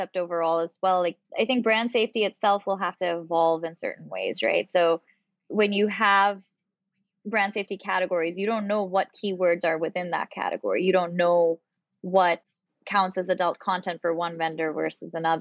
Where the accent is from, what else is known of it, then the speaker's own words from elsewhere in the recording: Pakistan; moved away; I'm originally from Pakistan